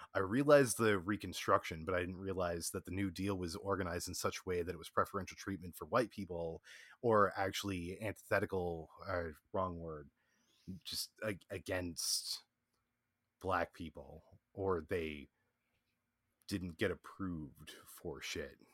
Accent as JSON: {"language": "English", "region": "Virginia", "country": "United States", "said": "I'm from Virginia"}